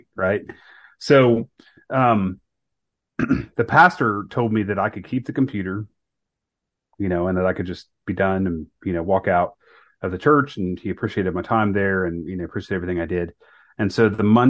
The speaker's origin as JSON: {"language": "English", "region": "Ohio", "country": "United States", "also_born_or_lived": "North Carolina", "said": "my wife and I was from Ohio"}